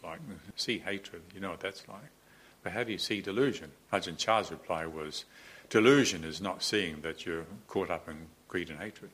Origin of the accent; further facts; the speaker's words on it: New Zealand; moved away; growing up in New Zealand